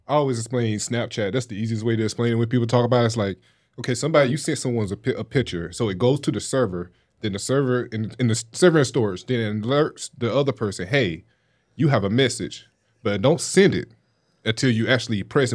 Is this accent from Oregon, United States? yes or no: no; Wilson, North Carolina, United States; I'm from Wilson, North Carolina.